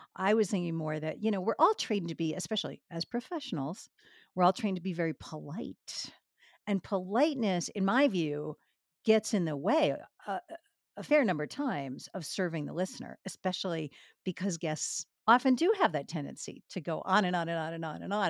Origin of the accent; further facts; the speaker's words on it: Boston, Massachusetts, United States; moved away; also born or lived in New York; I grew up in Boston and later New York.